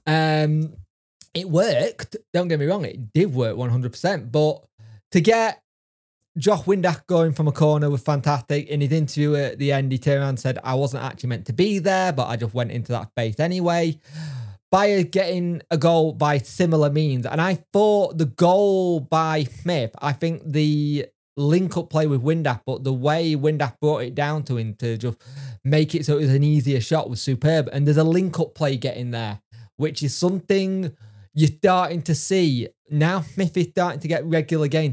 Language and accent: English; Yorkshire and the Humber, United Kingdom; I am a Yorkshireman